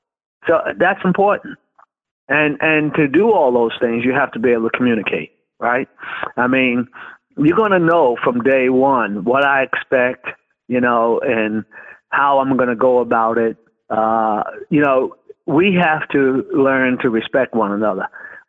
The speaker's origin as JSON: {"language": "English", "town": "Brooklyn", "region": "New York", "country": "United States", "tie": "born or raised there", "said": "You know, I grew up in Brooklyn, New York, and I was a big Dodger fan."}